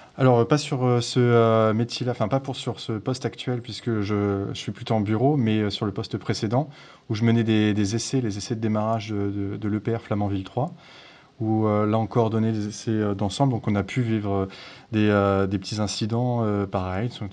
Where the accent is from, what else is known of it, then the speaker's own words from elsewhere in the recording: Brittany, France; je viens de Bretagne